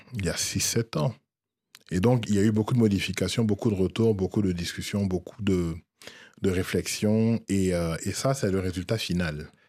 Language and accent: French; Abidjan, Côte d’Ivoire; moved away; j'ai quitté la Côte d'Ivoire relativement tôt